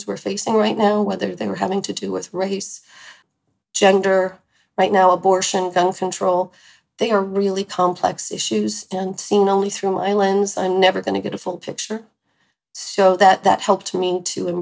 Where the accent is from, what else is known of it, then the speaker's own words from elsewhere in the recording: California, United States; we grew up together in California